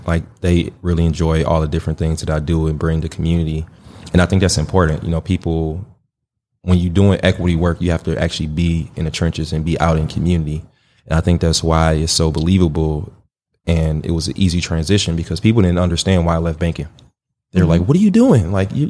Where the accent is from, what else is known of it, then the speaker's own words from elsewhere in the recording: Milwaukee, Wisconsin, United States; For those who don't know, I grew up in Milwaukee, born, raised, went to Washington High School